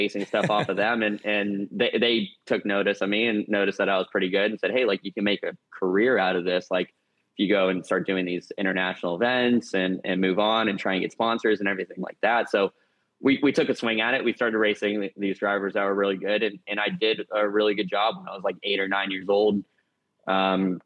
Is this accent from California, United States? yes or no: no; Jupiter, Florida, United States; grew up in Jupiter, Florida